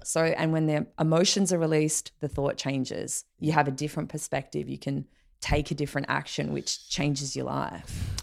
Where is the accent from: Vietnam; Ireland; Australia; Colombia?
Australia; growing up in Australia